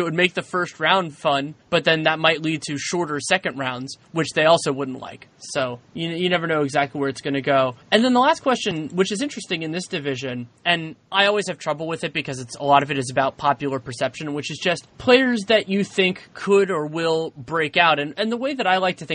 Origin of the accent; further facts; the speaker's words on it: West Coast, United States; I'm somebody who was born and raised on the West Coast